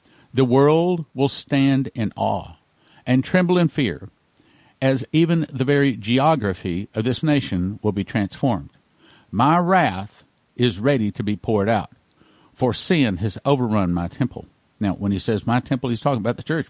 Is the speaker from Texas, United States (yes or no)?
yes; West Texas, United States; I grew up in West Texas.